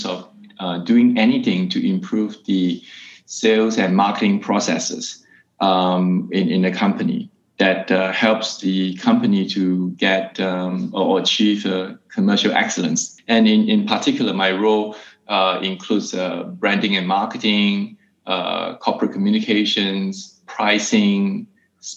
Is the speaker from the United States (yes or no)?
no; Singapore; moved away as an adult; also born or lived in Hong Kong / Shanghai / Germany; I'm originally from Singapore, but I've been working and living outside of Singapore for the past 17 years